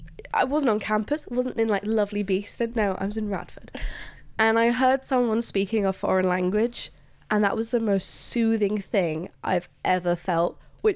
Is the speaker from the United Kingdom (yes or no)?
no; Luxembourg; English is a second language; I am also an immigrant. And I find it, this might sound crazy, but growing up in Luxembourg, I got used to hearing